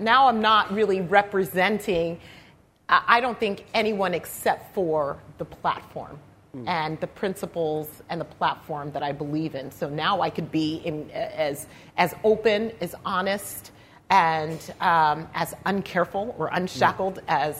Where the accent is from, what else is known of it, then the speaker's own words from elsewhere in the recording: Utah, United States; as a mother, as a wife, as an American, as a Utahn, as a human being